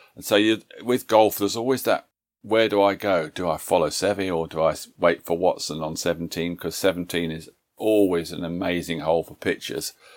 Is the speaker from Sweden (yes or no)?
no; Leicester, East Midlands, United Kingdom; That's my hometown, Leicester in England